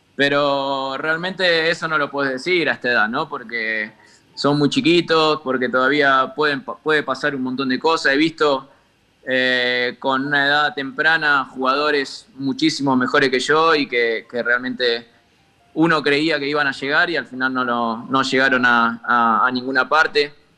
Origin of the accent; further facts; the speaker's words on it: Buenos Aires, Argentina; moved away as an adult; also born or lived in Parque Chas, Buenos Aires; now in Andorra; nací ahí en Dragones